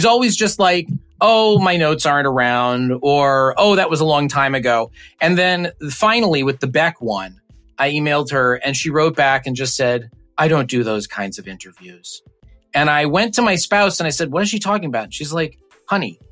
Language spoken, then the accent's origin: English; Chicago, Illinois, United States; I grew up in Chicago